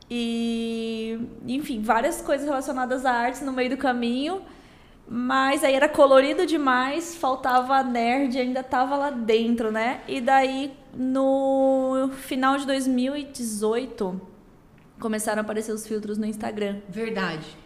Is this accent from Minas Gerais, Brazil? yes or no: no; Campo Grande, Mato Grosso do Sul, Brazil; also born or lived in Três Lagoas; Eu sou aqui do Mato Grosso do Sul, eu sou nascida em Três Lagoas, mas moro em Campo Grande desde hum, poucos meses de vida. Minha família veio para cá.